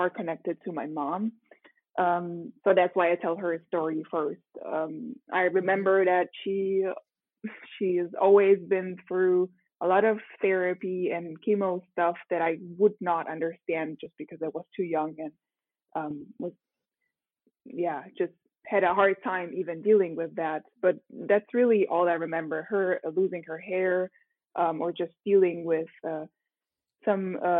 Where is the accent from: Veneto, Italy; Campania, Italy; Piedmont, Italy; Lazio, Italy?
Lazio, Italy; Rome; English is a second language; moved away as an adult; now in Munich, Germany; I was born in Rome. So I'm a native Italian. Okay. And I was raised and I lived there for 18 years